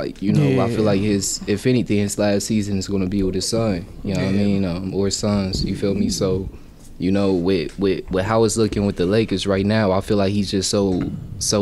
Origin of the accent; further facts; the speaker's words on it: San Diego, California, United States; moved away; I was born in San Diego, California, December 3rd, 1996